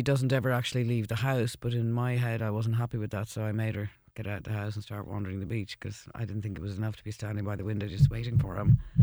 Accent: Ireland; I moved back to Ireland after the second album

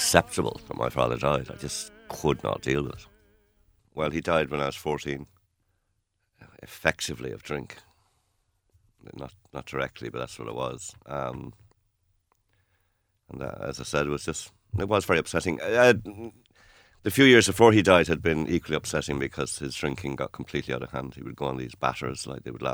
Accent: Rochdale, North West England, United Kingdom; also born or lived in Kerry, Ireland; now in Ireland; I was born in Manchester, or Greater Manchester, in Rochdale. And, you know, we were, in one sense, we were little English boys and girls.

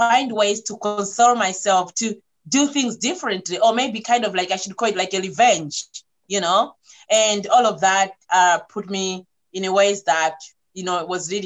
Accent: Malawi; I'm coming from Malawi where things don't kind of like being talked straightforward

